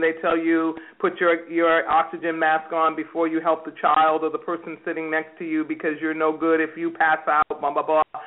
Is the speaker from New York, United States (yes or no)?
yes; New York, United States; now in California, United States; I'm a native New Yorker